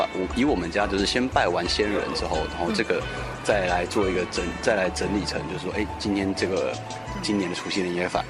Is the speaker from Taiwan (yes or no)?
yes; Taiwan; 像呃我们在台湾有时候吃火锅